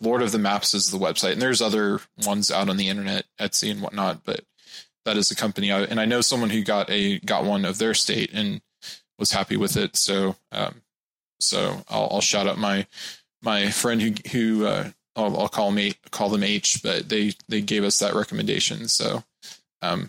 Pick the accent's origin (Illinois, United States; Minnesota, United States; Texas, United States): Texas, United States; I'm from Texas